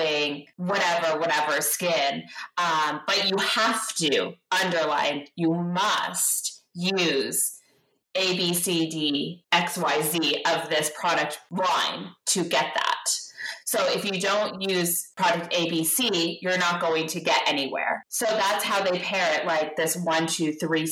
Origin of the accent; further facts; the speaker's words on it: Guelph, Ontario, Canada; also born or lived in Toronto; I actually grew up in Ontario. I was raised in Guelph